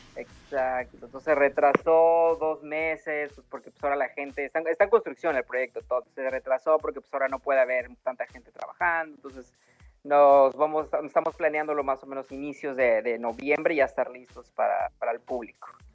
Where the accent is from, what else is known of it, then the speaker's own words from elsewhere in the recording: Oaxaca, Mexico; moved away as an adult; now in Los Angeles, United States; yo soy original, originariamente de Oaxaca, llevo radicando 10 años aquí